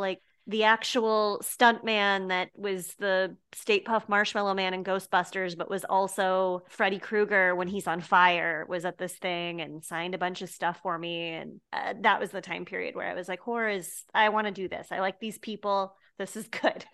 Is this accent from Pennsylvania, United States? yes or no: no; Westminster, Colorado, United States; born or raised there; moved away; also born or lived in Boulder, Colorado